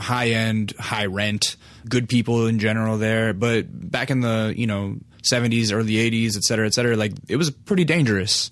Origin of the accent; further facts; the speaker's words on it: Alaska, United States; now in Los Angeles, United States; I'm, uh, originally from, out of state. I'm from Alaska.